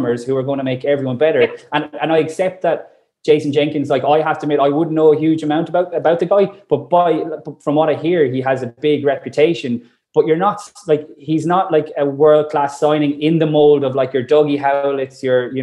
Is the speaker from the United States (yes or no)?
no; Limerick, Munster, Ireland; Like, I'm from Limerick